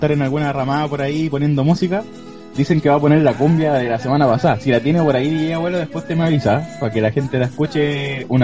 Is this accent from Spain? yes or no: no; Argentina; andá cagás, andá cagás, yo soy argentino, boludo.